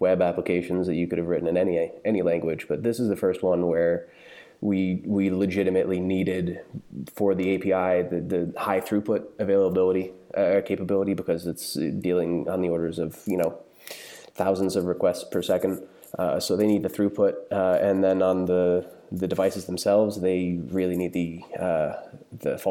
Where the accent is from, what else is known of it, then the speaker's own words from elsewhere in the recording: outside New York, United States; moved away as an adult; now in Berlin, Germany; I'm American. I grew up outside New York, but we've lived in Germany for 4 years now